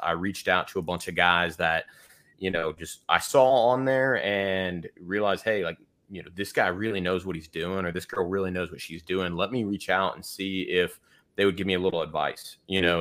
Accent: Houston, Texas, United States; now in Austin, United States; we grew up in Houston, uh, in the suburbs of Houston.

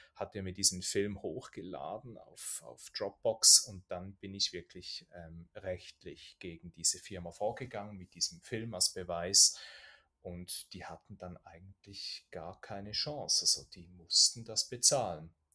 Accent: Switzerland; bei uns in der Schweiz

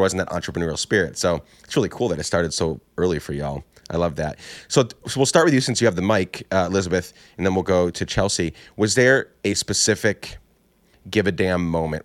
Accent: Guatemala; moved away as an adult; I grew up in Guatemala from nine, or not grew, nine to nineteen, so ten years

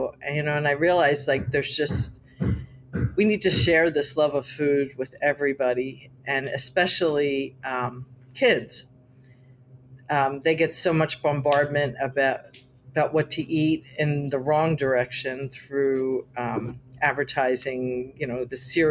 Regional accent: Atlantic City, New Jersey, United States; I was born and raised in Atlantic City

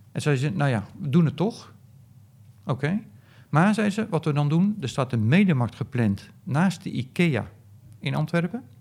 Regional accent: Netherlands; ik zat er dus als Nederlander

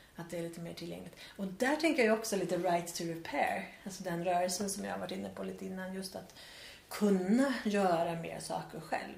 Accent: Värmland, Sweden; moved away; på landet hemma i Värmland som jag kommer ifrån

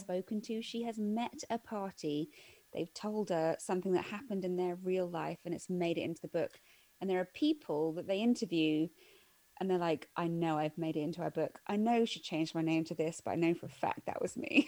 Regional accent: United Kingdom; we as we as British viewers

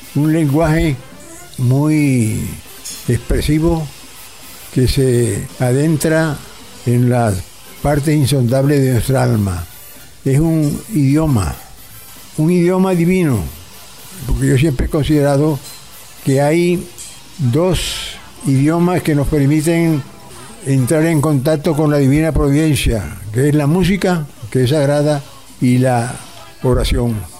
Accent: Soledad, Atlántico, Colombia; now in Barranquilla, Colombia; Cuando yo viví en los primeros años en mi pueblo de Soledad

